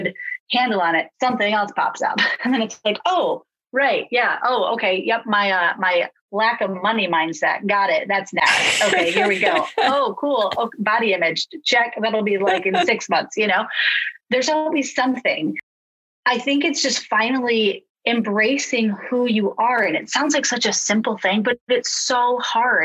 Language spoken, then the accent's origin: English; Traverse City, Michigan, United States; a Catholic church in my hometown of Traverse City